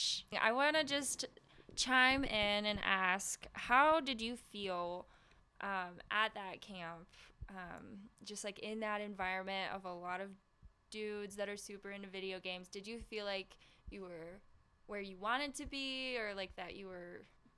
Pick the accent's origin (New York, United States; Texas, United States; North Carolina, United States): North Carolina, United States; from North Carolina, so I kind of think